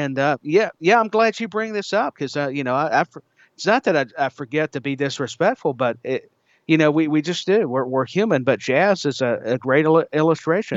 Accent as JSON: {"language": "English", "region": "Tennessee", "country": "United States", "said": "my home state"}